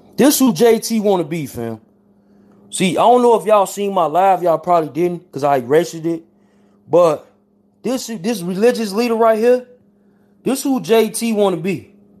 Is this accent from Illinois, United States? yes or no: yes; Chicago, Illinois, United States; I'm from Chicago. 79th and Phillips, 79th and Yates. I'm from Ted Town.